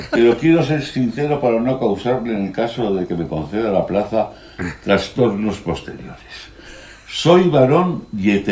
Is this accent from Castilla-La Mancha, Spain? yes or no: no; Madrid, Community of Madrid, Spain; born there; Nací en el Sanatorio de San Francisco de Asís de Madrid